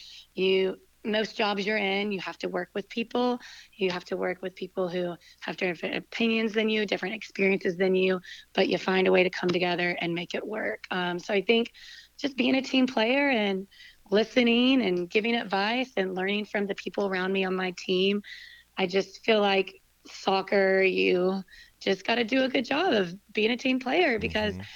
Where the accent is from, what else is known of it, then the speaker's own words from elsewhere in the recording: Winston-Salem, North Carolina, United States; we're both from Winston, and we both came back to Winston after college